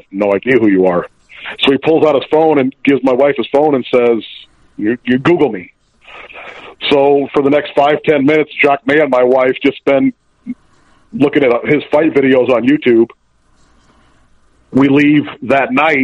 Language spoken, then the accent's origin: English; Midwest, United States; I'm pretty much, smack dab in the middle of the Midwest and in the Quad Cities. We, two cities in Illinois, two cities in Iowa, right on the Mississippi River. And as a kid, there was no hockey anywhere to be found around here.